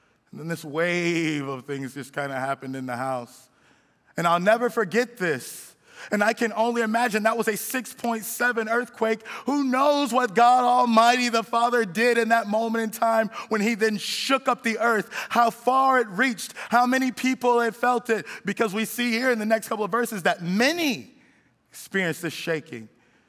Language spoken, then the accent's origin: English; California, United States; now in Miami, United States; my wife and I, we came here from California, and we've been in Miami long enough now where I feel like we're Miamians, but we came from California originally.